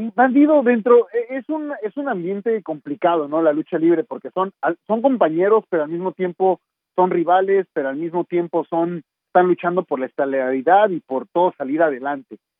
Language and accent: Spanish; Mexico City, Mexico; moved away as an adult; also born or lived in New York; salí de la Ciudad de México, pero para mí llegar a Nueva York